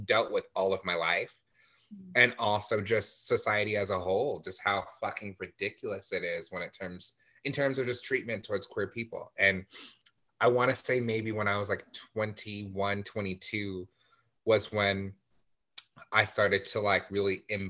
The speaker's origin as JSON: {"language": "English", "town": "La Mirada", "region": "California", "country": "United States", "tie": "born or raised there", "said": "I grew up in La Mirada, so I was surrounded by mostly white people"}